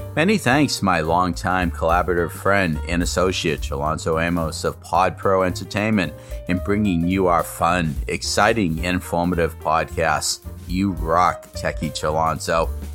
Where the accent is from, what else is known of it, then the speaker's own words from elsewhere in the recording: Malden, Massachusetts, United States; I'm born and brought up in Malden